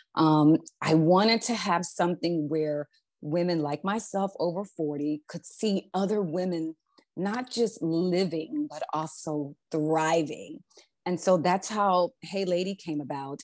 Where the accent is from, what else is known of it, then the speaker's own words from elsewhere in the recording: Philadelphia, Pennsylvania, United States; moved away as an adult; also born or lived in California; I'm originally from Philadelphia, Pennsylvania, grew up there, born and raised